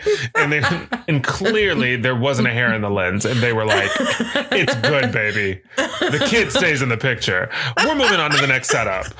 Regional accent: the South, United States; I'm from the South

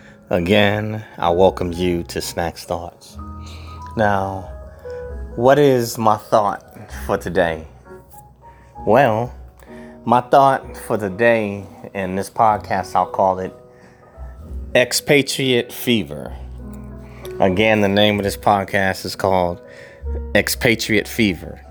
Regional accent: New York City, New York, United States; moved away as an adult; also born or lived in England; I grew up in New York City

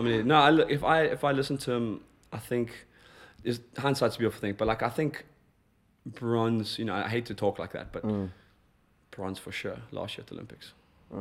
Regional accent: South Africa; I'm South African

